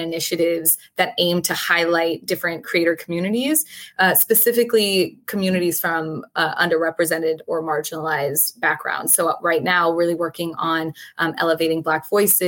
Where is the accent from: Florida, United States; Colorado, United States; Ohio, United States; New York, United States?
Florida, United States; I grew up in Florida and I was the first person in my family that was born here in the US